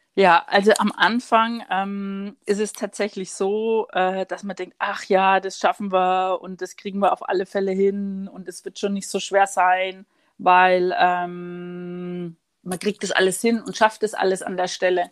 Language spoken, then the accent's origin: German; Würzburg, Bavaria, Germany; now in Munich, Germany; in meiner Heimat Franken, ich bin ja gebürtige Würzburgerin